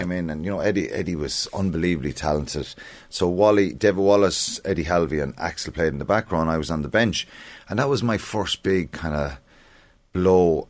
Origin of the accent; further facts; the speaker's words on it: Ireland; as Irish people